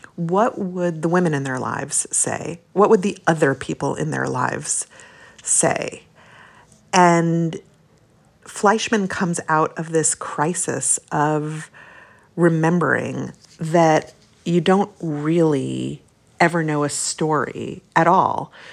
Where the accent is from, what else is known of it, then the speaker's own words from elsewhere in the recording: Brooklyn, New York, United States; also born or lived in Long Island; When we moved to Brooklyn from Long Island, which is where we lived briefly while my parents were married